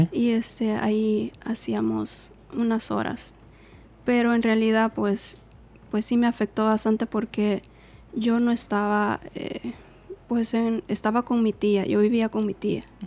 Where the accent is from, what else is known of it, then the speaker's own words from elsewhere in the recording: El Salvador; moved away; soy salvadoreña